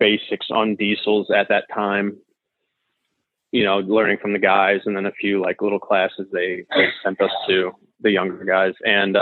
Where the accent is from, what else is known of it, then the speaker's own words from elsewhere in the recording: St. Louis, Missouri, United States; I'm from St. Louis, Missouri.